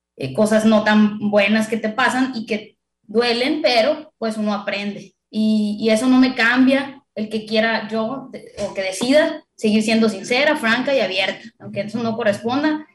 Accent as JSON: {"language": "Spanish", "town": "Culiacán", "region": "Sinaloa", "country": "Mexico", "said": "como buena culichi, buena sinaloense, paisano"}